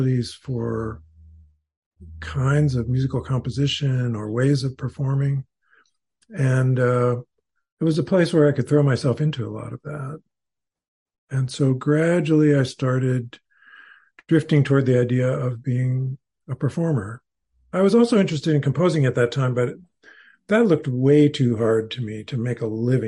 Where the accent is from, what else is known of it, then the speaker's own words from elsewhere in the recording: Fresno, California, United States; I was growing up in Fresno, California